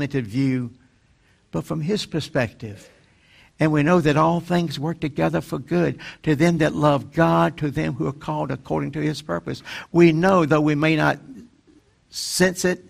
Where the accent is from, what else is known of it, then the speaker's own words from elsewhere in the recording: North Carolina, United States; my hometown in North Carolina